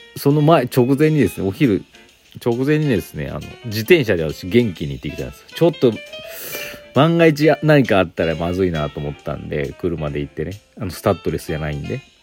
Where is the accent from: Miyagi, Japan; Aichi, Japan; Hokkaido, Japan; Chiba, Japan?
Aichi, Japan; moved away; also born or lived in Inazawa; 私、愛知県出身で